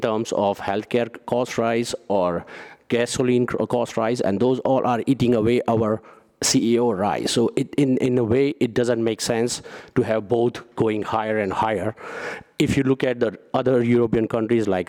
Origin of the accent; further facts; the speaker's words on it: India; English is a second language; moved away as an adult; now in Netherlands; I'm from India originally, living here more than 15 years